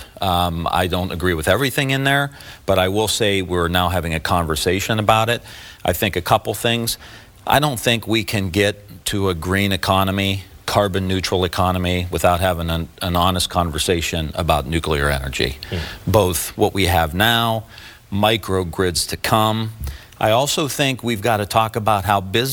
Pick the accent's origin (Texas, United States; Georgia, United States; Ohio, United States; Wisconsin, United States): Ohio, United States; Youngstown; I grew up in Northeast Ohio and just outside of Youngstown